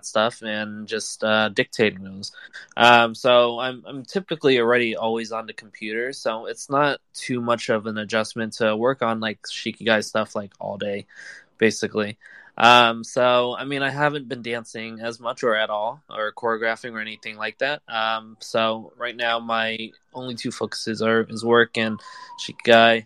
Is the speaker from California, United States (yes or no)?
yes; California, United States; now in New York, United States; I live in New York. I'm from California